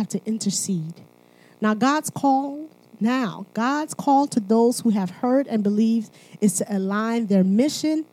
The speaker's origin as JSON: {"language": "English", "country": "Haiti", "said": "I'm from Haiti."}